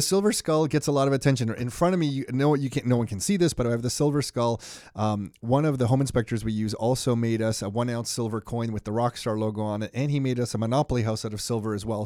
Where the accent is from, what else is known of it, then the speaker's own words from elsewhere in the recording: Mississauga, Ontario, Canada; also born or lived in Toronto; born in Toronto, raised in Mississauga